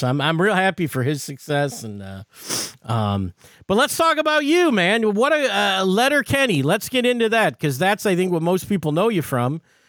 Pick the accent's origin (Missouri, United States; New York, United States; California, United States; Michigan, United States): Michigan, United States; Detroit; for a kid growing up in Detroit, Windsor was like the greatest place